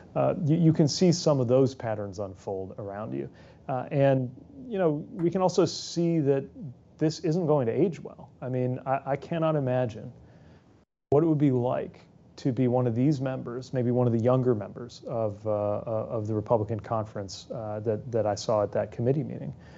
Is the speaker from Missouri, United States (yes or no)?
no; South Bend, Indiana, United States; my hometown, South Bend